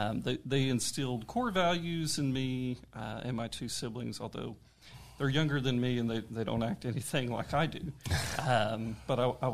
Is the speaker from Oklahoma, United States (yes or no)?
yes; Catoosa, Oklahoma, United States; moved away as an adult; now in Guthrie, United States; I'm originally from Catoosa.